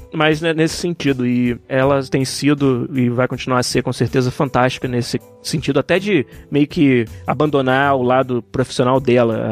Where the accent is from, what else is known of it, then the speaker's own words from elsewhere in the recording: Brazil; abençoado de nascer onde eu nasci